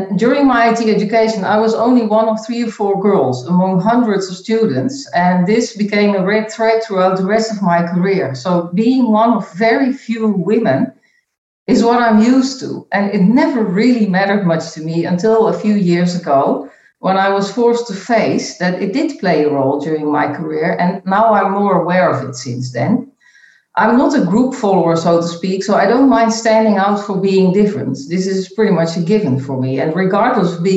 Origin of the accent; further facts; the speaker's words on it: Netherlands; moved away as an adult; also born or lived in Chicago, United States / Geneva, Switzerland; now in Belgium; I was born and I grew up in the Netherlands in a pretty stable family environment